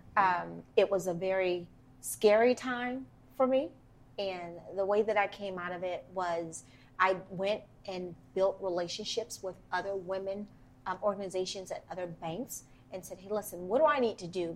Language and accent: English; Washington, District of Columbia, United States; I'm from Washington, DC